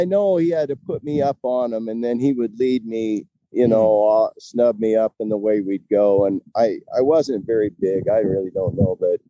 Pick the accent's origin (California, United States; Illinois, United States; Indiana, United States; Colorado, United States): Colorado, United States; Palisade; Yeah. A little town called Palisade, foot of Grand Mesa.